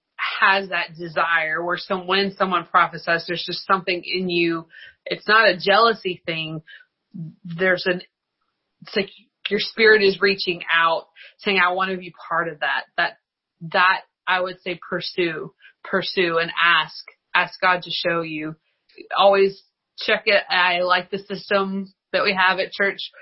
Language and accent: English; outside of Lynchburg, Virginia, United States; I grew up outside of Lynchburg.